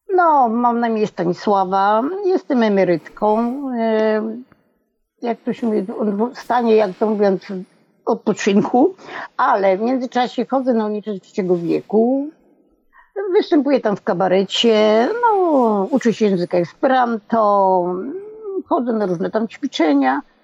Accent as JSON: {"language": "Polish", "country": "Poland", "tie": "born or raised there", "moved": "yes", "said": "na etapie mojej wsi, bo ja bardzo wcześnie wyjechałam stamtąd"}